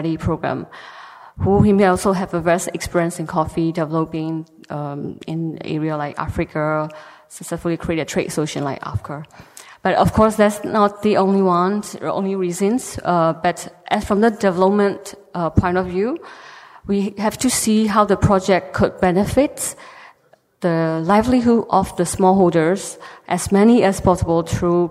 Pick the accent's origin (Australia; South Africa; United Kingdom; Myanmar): Myanmar; from Myanmar